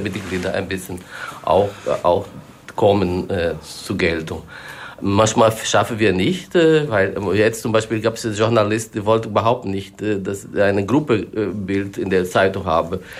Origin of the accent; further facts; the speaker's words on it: Brazil; German is a second language; now in Germany; ich komme aus Brasilien